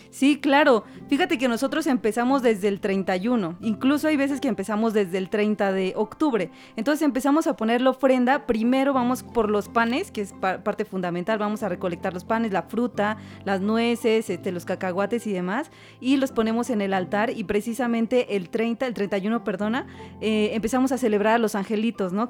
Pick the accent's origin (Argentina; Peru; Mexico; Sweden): Mexico; Oaxaca; Como identidad que tengo en Oaxaca, nos enseñaron a ser comunidad